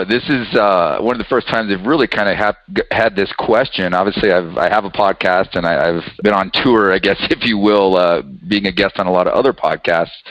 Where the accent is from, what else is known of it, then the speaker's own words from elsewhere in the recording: Colorado, United States; also born or lived in New Mexico; so I've been blessed with the opportunity to grow up in, in Colorado.